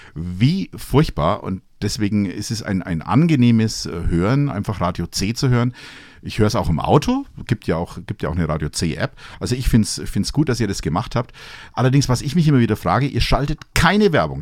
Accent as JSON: {"language": "German", "area": "Franconia / Upper Palatinate", "region": "Bavaria", "country": "Germany", "said": "wir vielleicht als, als Franken, als Oberpfälzer"}